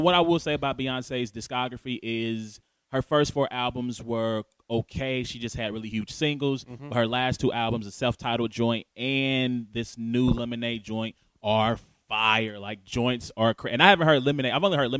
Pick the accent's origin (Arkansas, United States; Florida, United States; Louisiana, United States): Louisiana, United States; I'm from Louisiana. You know, I grew up about 45 minutes from a place called Ruston, Louisiana